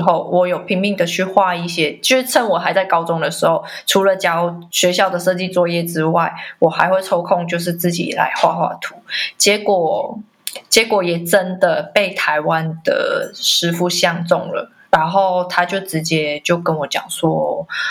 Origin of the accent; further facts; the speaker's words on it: Macau; 我是来自澳门的，呃，艺术工作者